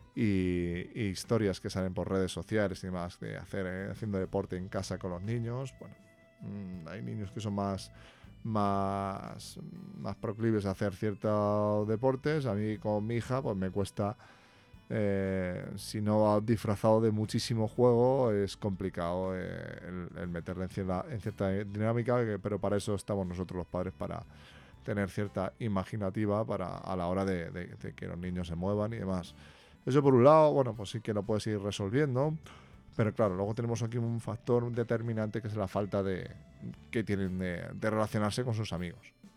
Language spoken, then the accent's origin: Spanish; Spain; aquí en España, bueno, que vivo aquí en mi país